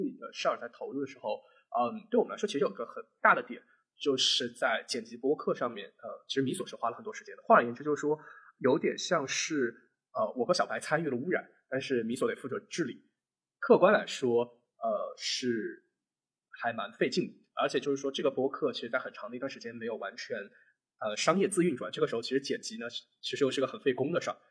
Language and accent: Chinese; Zhenjiang, Jiangsu, China; 结果我老家又被封。本身我的预期是有三个月里面我可以处理很多很多事情，结果就在镇江就待了一个月。